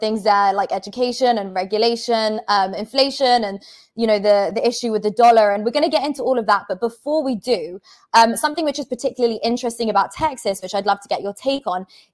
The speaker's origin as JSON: {"language": "English", "region": "London", "country": "United Kingdom", "moved": "as an adult", "said": "I'm actually from London, and I'm moving to Miami"}